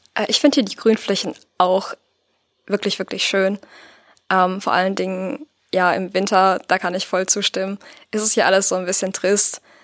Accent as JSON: {"language": "German", "town": "Paderborn", "region": "North Rhine-Westphalia", "country": "Germany", "tie": "born or raised there", "also_born_or_lived": "Büren", "said": "Also einerseits habe ich meine Kindheit hier in Paderborn verbracht. Wir sind dann zu meinen Jugendjahren nach Büren gezogen, ganz in die Nähe von hier."}